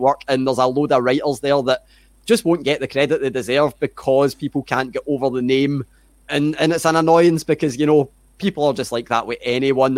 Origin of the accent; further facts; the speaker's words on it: Glasgow, Scotland, United Kingdom; accent: Scottish; grew up in Glasgow, lived here my whole life